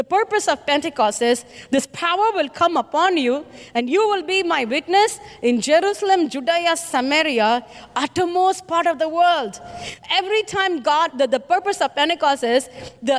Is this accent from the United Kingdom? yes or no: no; India; I'm an Indian